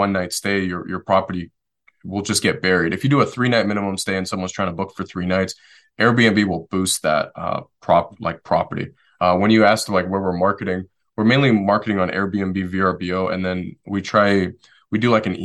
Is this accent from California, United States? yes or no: no; Detroit, Michigan, United States; moved away; also born or lived in Western North Carolina; I'm originally from Detroit, Michigan